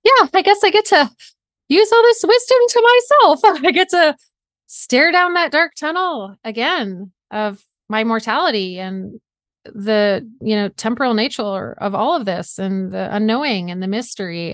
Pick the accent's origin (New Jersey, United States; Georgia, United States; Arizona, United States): Georgia, United States; South; moved away as an adult; also born or lived in Vermont / New York State / Washington State; now in Seattle area, United States; I grew up in South Georgia